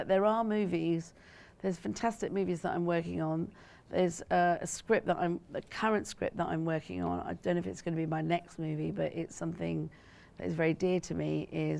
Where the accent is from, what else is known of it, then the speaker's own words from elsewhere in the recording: United Kingdom; I make it very clear it is about me being both British and Asian, you know, and Punjabi.